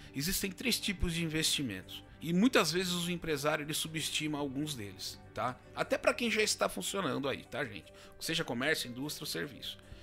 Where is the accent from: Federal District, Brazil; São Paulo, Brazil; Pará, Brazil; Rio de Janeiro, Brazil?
São Paulo, Brazil; Ilhabela; moved away as an adult; also born or lived in São José dos Campos; now in Botucatu, Brazil; eu sou natural de Ilhabela, litoral norte de São Paulo